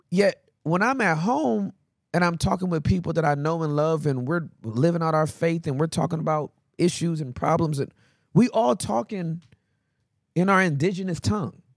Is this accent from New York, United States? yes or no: no; Inglewood, California, United States; I'm from Inglewood